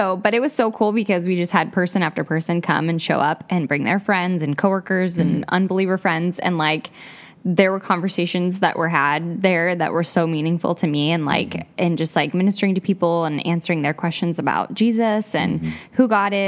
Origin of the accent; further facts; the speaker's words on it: Milwaukie, Oregon, United States; now in Gresham, United States; I grew up in Milwaukee